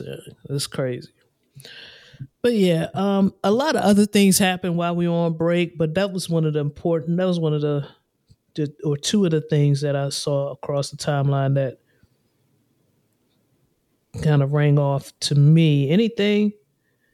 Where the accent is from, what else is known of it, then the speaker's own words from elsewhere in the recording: Mid-Atlantic, United States; I'm on the East Coast. I'm from the Mid-Atlantic area.